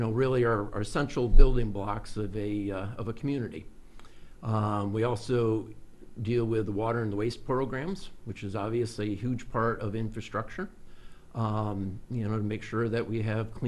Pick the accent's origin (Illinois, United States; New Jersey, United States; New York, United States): New York, United States; Peterboro; I'm originally from Madison County, a little town called Peterborough, and lived in an agricultural community